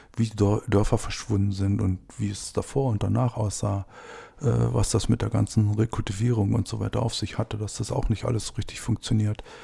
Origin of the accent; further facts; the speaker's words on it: Hoyerswerda, Saxony, Germany; now in Brandenburg, Germany; Ich bin in Hoyerswerda aufgewachsen